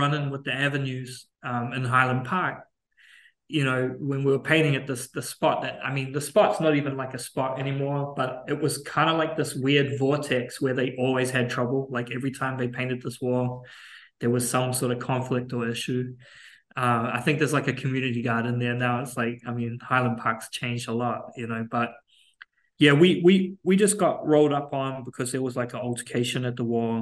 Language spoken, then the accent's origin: English; Auckland, New Zealand; moved away as an adult; now in United States; the mentality that I grew up with in Auckland